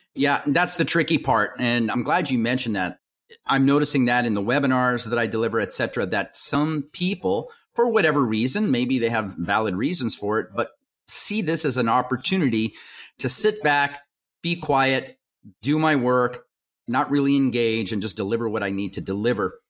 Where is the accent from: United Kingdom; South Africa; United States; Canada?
United States; I was born here in the United States.